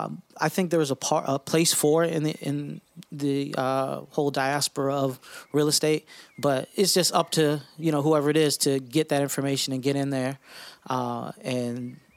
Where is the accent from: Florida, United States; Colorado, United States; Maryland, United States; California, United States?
Florida, United States; West Palm Beach; Well, you know, obviously … from West Palm Beach, Florida.